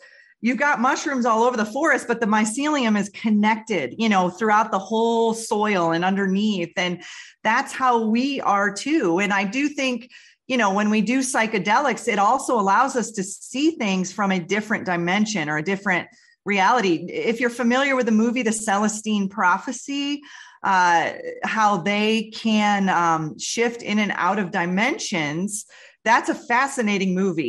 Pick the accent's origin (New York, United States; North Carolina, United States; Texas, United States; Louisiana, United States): New York, United States; Western; I grew up in Western New York next to a river